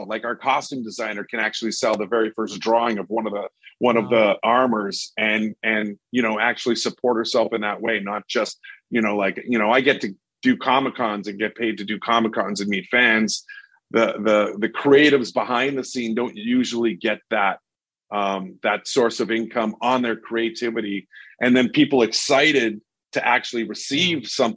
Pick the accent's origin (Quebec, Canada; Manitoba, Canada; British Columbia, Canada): Manitoba, Canada; Winnipeg; my hometown of Winnipeg